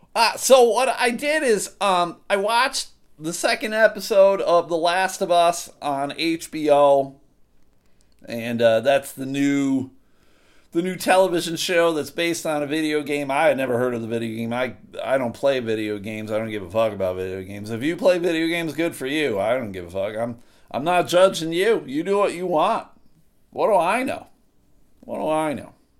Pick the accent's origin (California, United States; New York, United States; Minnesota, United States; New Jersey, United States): New York, United States; outside of Buffalo; moved away as an adult; now in Grand Rapids, United States; I grew up outside of Buffalo, New York